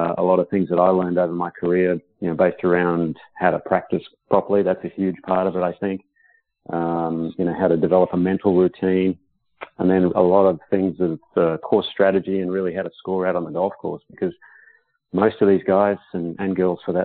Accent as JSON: {"language": "English", "town": "Perth", "region": "Western Australia", "country": "Australia", "tie": "born or raised there", "moved": "as an adult", "lives_now": "United States", "said": "it was in my hometown"}